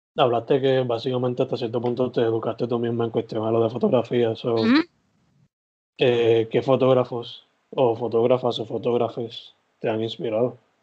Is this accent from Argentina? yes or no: no; San Germán, Puerto Rico; soy de San Germán